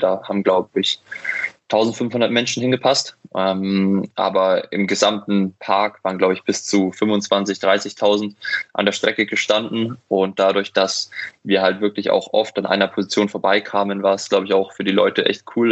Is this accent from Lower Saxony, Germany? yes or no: no; near Munich, Bavaria, Germany; bin ja aufgewachsen in der Nähe von München